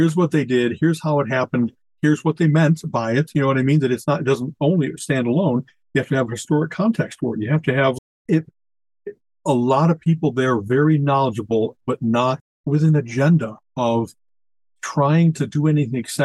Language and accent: English; United States; as an American